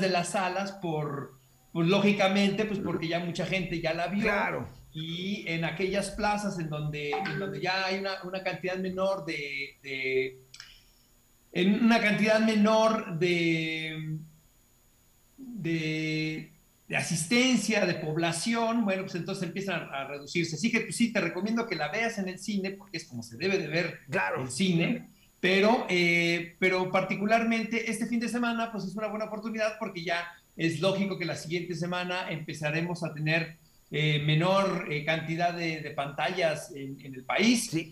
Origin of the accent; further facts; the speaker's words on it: Hermosillo, Sonora, Mexico; yo crecí junto al desierto en Hermosillo